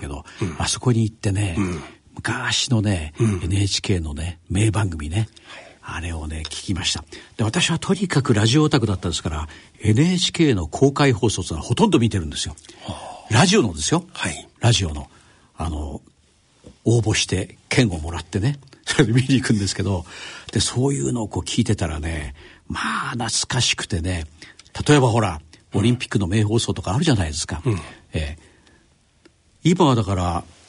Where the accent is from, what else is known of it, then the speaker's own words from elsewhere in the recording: Yokosuka, Kanagawa, Japan; 小中高ずっと横須賀です